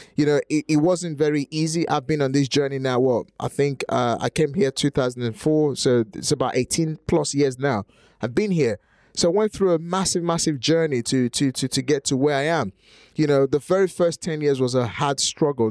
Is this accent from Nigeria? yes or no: yes; Nigeria; English is a second language; now in United Kingdom; in Nigeria, where I'm from